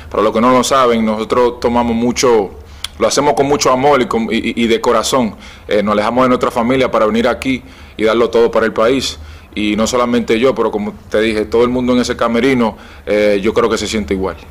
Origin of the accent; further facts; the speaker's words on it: Dominican Republic; moved away; mi, mi, tierra, mi país natal